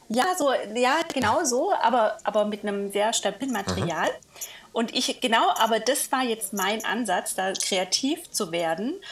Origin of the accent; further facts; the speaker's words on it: near Villingen-Schwenningen, Baden-Württemberg, Germany; in meiner Heimat ähm, zu Hause, Villingen-Schwenningen. Also nicht ganz hm. Heimat, aber ja. Nachbarort